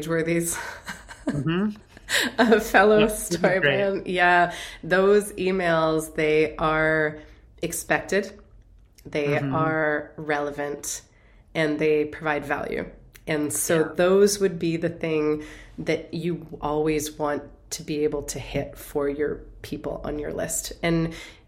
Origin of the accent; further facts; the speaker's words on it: Canada; I am Canadian.